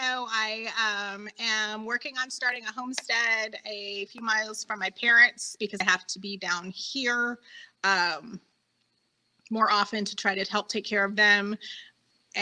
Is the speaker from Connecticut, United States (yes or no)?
no; Oklahoma, United States; I grew up in the middle of nowhere, only about a half hour, 45 minutes from where Carrie grew up